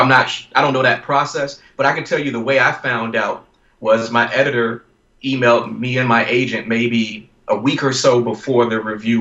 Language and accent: English; Virginia, United States; my home state of Virginia